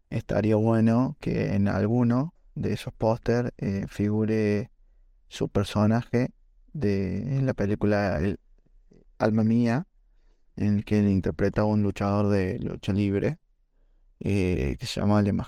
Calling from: Villa María, Córdoba, Argentina

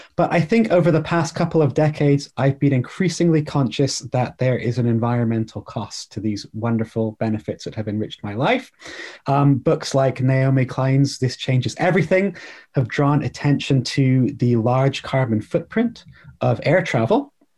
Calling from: Bath, South West England, United Kingdom; I'm joining from a town called Bath in England. It's a smallish town, well known as the filming location for the recent Netflix film Bridgerton, or sorry, series Bridgerton. So if anybody's watched that, you've seen Bath. It's a Georgian city

